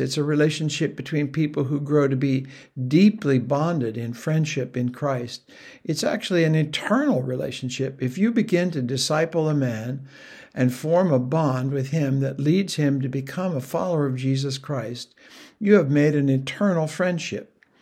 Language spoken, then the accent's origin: English; United States; the man knew I was an American